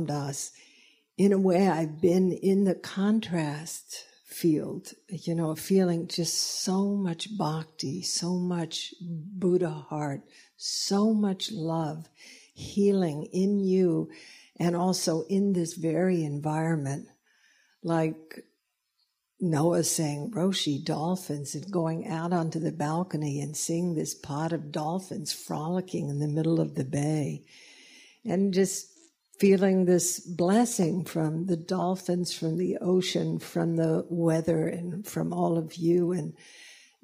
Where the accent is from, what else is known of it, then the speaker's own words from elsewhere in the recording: the South, United States; moved away; I was raised in the South